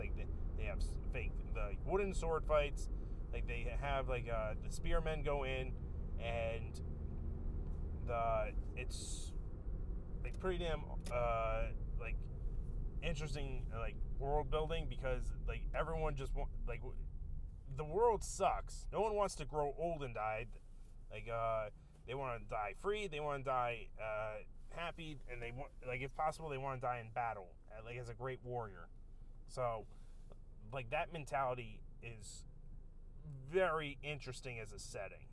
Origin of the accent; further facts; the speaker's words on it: United States; as an American